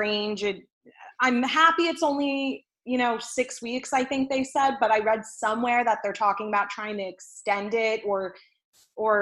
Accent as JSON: {"language": "English", "region": "New Jersey", "country": "United States", "said": "I'm from Jersey"}